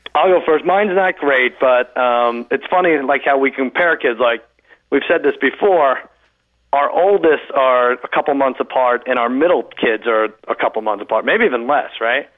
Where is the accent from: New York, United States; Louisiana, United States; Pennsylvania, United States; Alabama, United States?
New York, United States; Long Island; I grew up in Long Island